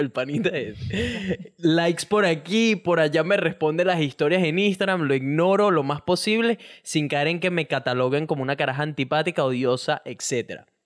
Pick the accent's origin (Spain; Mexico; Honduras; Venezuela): Venezuela; moved away as an adult; now in Australia; soy de Venezuela